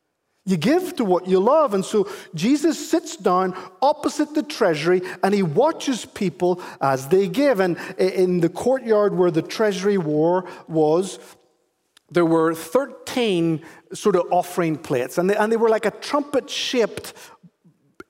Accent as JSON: {"language": "English", "country": "Ireland", "moved": "yes", "said": "I am actually Irish"}